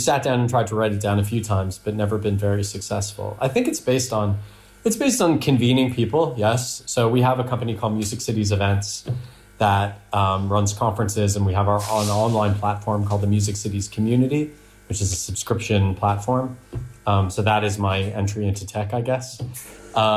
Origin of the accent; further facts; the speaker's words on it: near Toronto, Ontario, Canada; moved away as an adult; also born or lived in Netherlands; now in United Kingdom; I'm Canadian. Yeah, I'm from near Toronto.